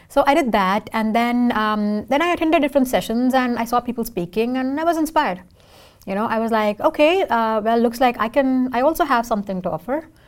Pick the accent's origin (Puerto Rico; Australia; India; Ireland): India; first language Tamil; English is a second language; now in Seattle, United States; I can sing in four languages because I'm from India